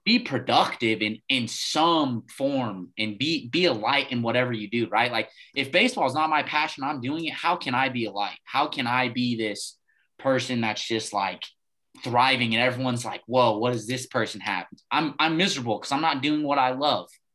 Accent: Farmington, New Mexico, United States; growing up in Farmington

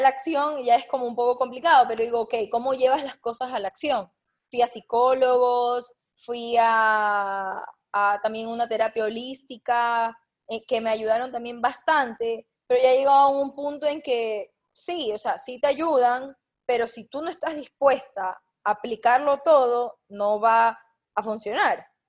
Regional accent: Guayaquil, Guayas, Ecuador; yo soy de Guayaquil

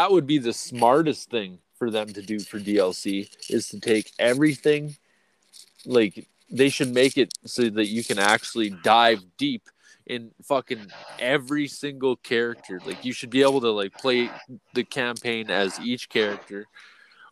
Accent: Canada; We're fucking from Canada, eh?

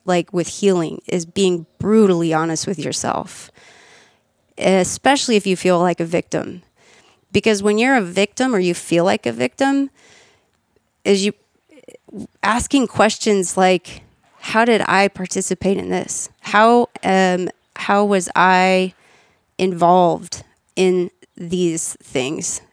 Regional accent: Austin, Texas, United States; also born or lived in Kansas / Virginia; I was born in Kansas, and then lived in Virginia, and then when I was ten, moved to Austin

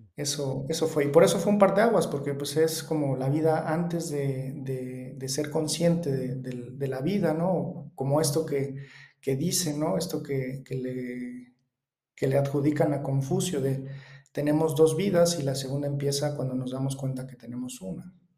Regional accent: Mexico; vivo en México, soy mexicano.

